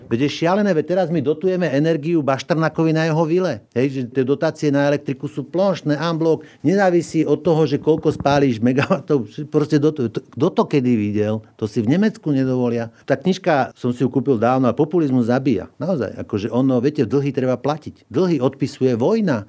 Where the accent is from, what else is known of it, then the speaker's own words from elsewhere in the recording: Orava, Žilina Region, Slovakia; my sme sa narodili na Orave